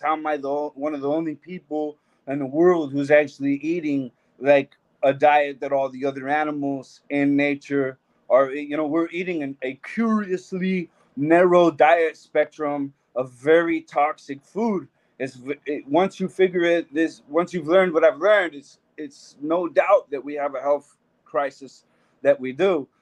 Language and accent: English; Albuquerque, New Mexico, United States; my hometown Albuquerque